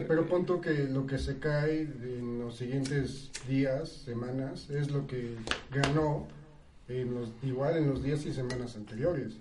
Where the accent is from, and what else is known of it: Mexico